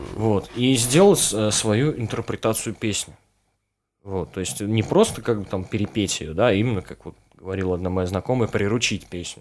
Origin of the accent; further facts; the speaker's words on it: Mokshan, Penza Oblast, Russia; я, вот из Макшана, да, то есть там тоже вот городок никакой.